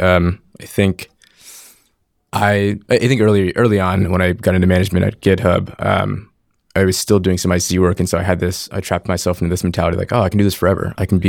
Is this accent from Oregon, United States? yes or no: no; Connecticut, United States; I grew up in Connecticut, a small little town. You'd never heard of it.